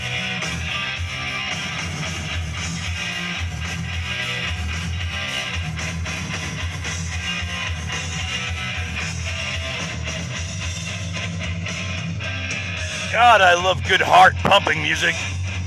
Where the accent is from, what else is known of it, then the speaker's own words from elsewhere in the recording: United States; as an American